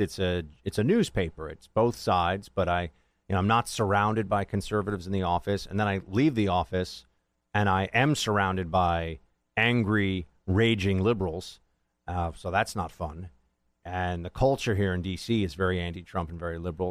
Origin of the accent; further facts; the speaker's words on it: New York, United States; as a New Yorker